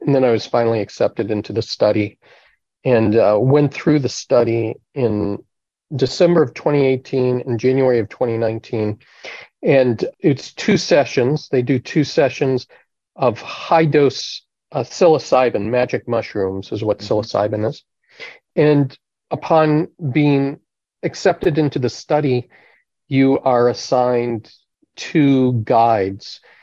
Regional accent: Eau Claire, Wisconsin, United States; I grew up in the Congregational Church in Eau Claire, Wisconsin.

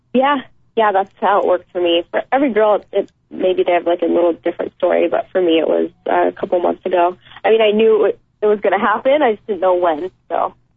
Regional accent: El Dorado Hills, California, United States; moved away; I grew up in El Dorado Hills, and that's near Folsom

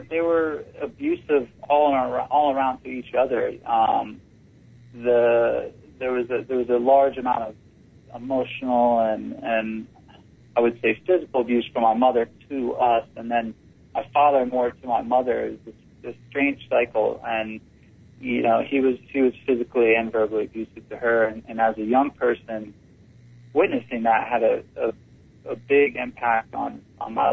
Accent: St. Petersburg, Florida, United States; I'm born and raised in St. Petersburg, Florida.

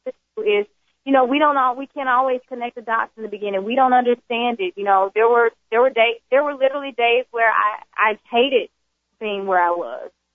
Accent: Jackson, Mississippi, United States; I was born in Jackson, Mississippi.

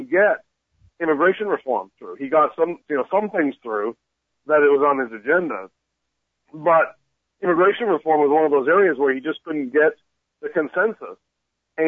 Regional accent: Canada; now in United States; I'm from Canada

